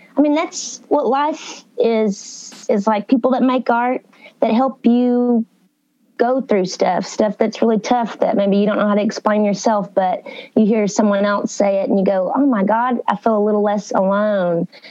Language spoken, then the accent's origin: English; Uncertain, Texas, United States; moved away as an adult; now in Nashville, United States; I'm really from like East Texas